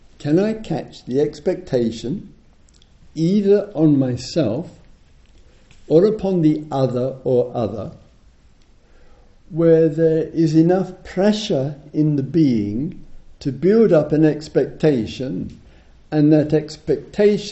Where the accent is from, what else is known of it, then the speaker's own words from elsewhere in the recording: United Kingdom; I'm British